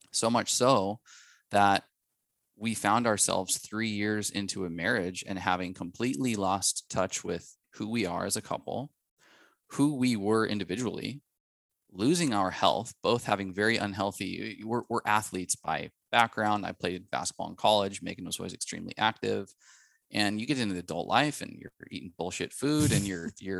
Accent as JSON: {"language": "English", "town": "Spokane", "region": "Washington", "country": "United States", "tie": "born or raised there", "said": "we are childhood sweethearts from Spokane, Washington"}